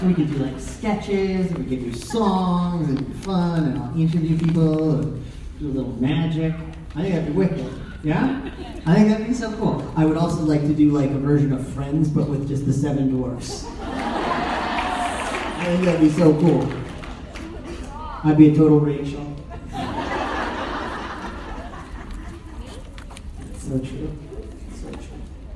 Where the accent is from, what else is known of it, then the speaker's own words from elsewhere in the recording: Canada; I grew up as a poor kid with a single mom, three younger brothers, you know, a weird suburban neighborhood in Canada